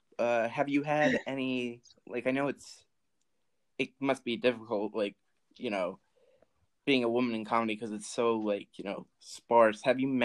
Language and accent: English; New Jersey, United States; And I think that's just like growing up in Jersey, I guess.